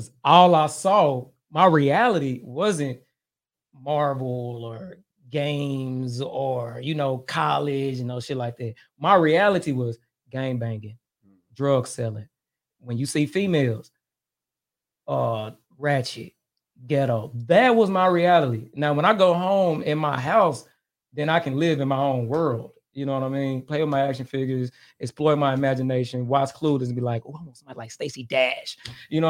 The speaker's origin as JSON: {"language": "English", "town": "Dallas", "region": "Texas", "country": "United States", "tie": "born or raised there", "said": "I was born and raised in Pleasant Grove, Dallas, Texas."}